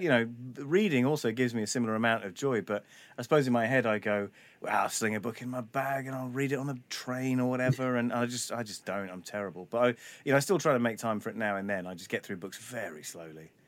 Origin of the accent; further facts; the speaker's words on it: London, United Kingdom; I was a little white kid growing up in North London